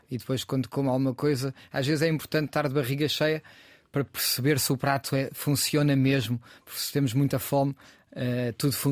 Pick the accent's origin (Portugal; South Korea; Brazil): Portugal; Cascais, Lisbon; also born or lived in Chiado, Lisbon; now in Lisbon, Portugal; Eu vivo aqui no Chiado, mas nasci em Cascais